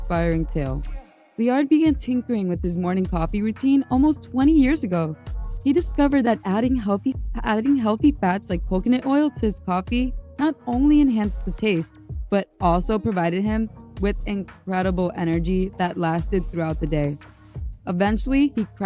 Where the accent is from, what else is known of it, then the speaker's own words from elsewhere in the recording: United States; I'm an American